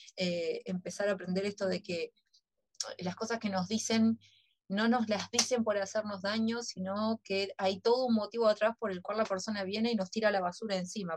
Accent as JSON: {"language": "Spanish", "country": "Uruguay", "said": "como uruguaya"}